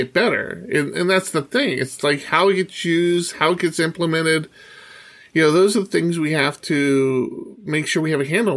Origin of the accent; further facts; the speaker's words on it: Poway, California, United States; my hometown of Poway